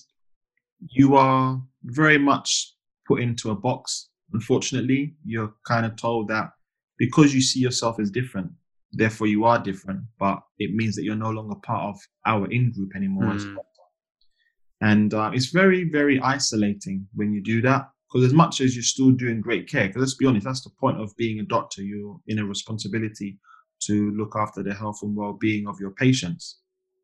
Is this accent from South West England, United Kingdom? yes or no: no; London, United Kingdom; moved away as an adult; also born or lived in Grimsby; I was born and raised in East London, born at the Royal London